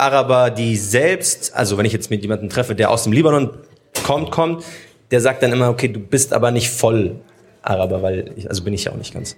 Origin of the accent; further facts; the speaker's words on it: Munich, Bavaria, Germany; Ich bin zwar in München geboren, mein Papa ist aber Palästinenser